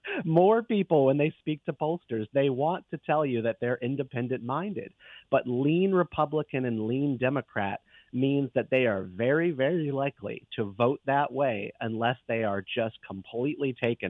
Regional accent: Raleigh, North Carolina, United States; I'm up from the Raleigh, North Carolina area, so I'll just say that I'm a cousin of the Carolina life.

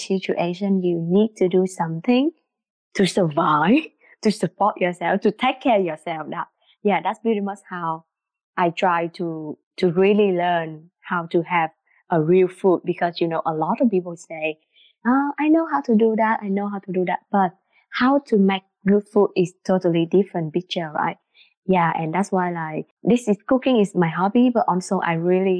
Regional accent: Vietnam; English is a second language; also born or lived in Singapore; now in Ottawa, Canada; And I am from Vietnam. Before I moved here, I used to live in Singapore

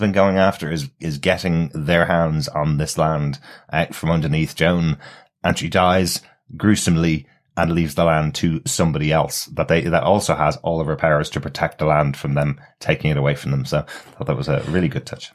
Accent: Ireland; I'm Irish

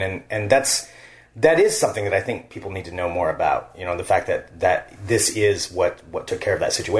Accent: Willamette Valley, outside Salem, Oregon, United States; I grew up in the Willamette Valley, so I grew up probably 15 minutes from the Willamette River outside mm-hmm. of Salem.

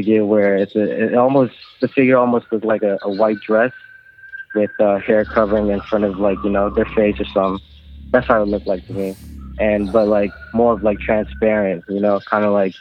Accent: Philippines; now in Los Angeles, United States; I was born and raised in the Philippines

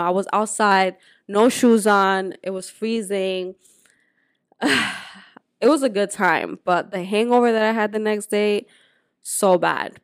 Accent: Dominican Republic; moved away; also born or lived in Puerto Rico; So I grew up in Dominican Republic, but I was born in Puerto Rico.

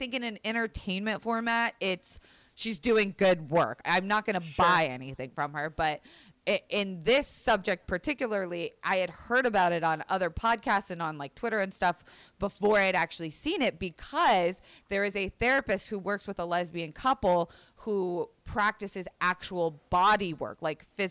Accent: Florida, United States; I grew up in Florida, which was a very religious

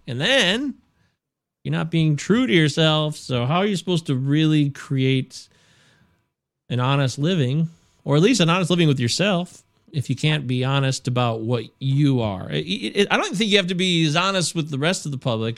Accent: United States; as an American.

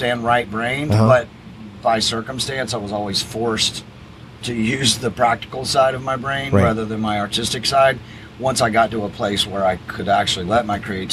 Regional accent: Atlanta, Georgia, United States; moved away as an adult; now in Key West, United States; I am originally from Atlanta, Georgia

